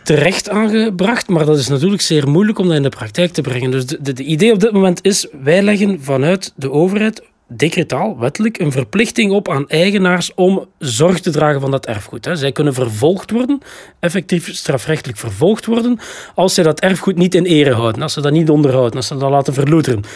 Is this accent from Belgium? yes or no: yes; Flanders, Belgium; wij zijn als Vlamingen, van onze Vlaamse natie